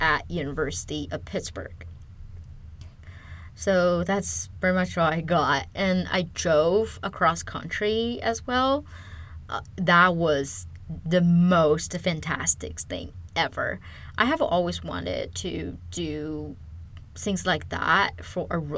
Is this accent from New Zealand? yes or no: no; China; English is a second language; moved away as an adult; also born or lived in California, United States; now in United States; I am originally from China. I moved to United States in 2010 to start my undergrad.